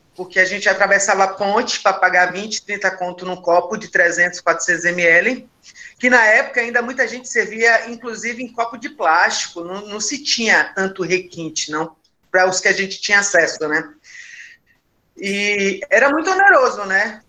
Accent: Northeast Region, Brazil; eu sou nordestina, lésbica e periférica

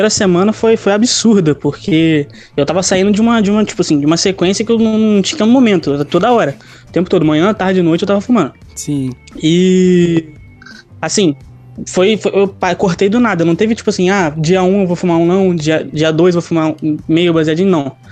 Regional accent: Rio de Janeiro, Brazil; porque eu sou parecido com, o pagodeiro. Eu tenho 19 anos e sou do Rio

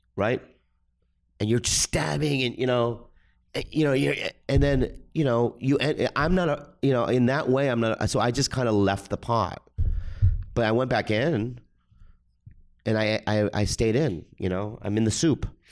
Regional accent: San Diego, California, United States; also born or lived in Minnesota; I was raised in the suburbs, San Diego

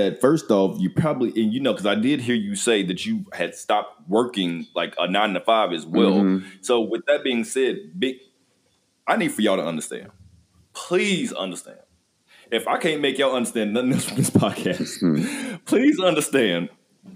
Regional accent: Kentucky, United States; now in Arizona, United States; I'm in Arizona. I ain't from here. I'm from Kentucky

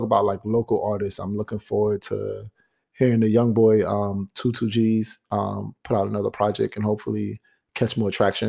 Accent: New York City, New York, United States; also born or lived in Binghamton; I'm African American," but you know, growing up in Brownsville, or more so, growing up in Crown Heights and in Flatbush, you had to learn that because that's what the majority of the neighborhood is.

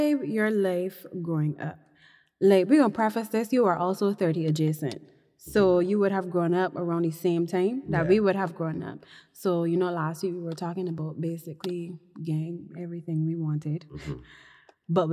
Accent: Barbados; growing up in Mills, Barbados, basically from a middle-class perspective

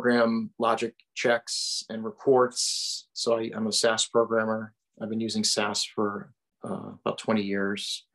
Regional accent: Wethersfield, Connecticut, United States; I am from Central Connecticut, a town called Wethersfield

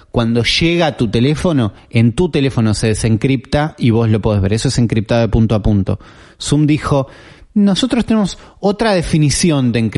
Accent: Argentina; Nosotros hacemos uno antes que estos dos que vos nombraste y somos de acá, de Argentina, ¿no?

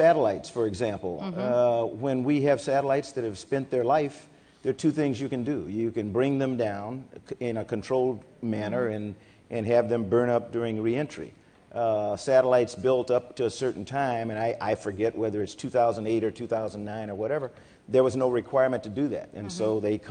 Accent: South Carolina, United States; I come from South Carolina

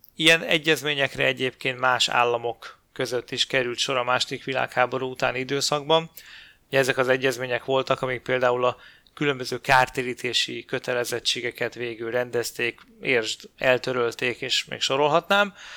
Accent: Hungary; magyarként ugye ez érinti a magyar történelmet

